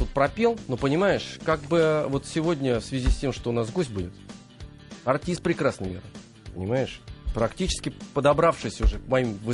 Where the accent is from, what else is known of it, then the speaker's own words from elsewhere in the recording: Novosibirsk, Novosibirsk Oblast, Russia; У меня на родине.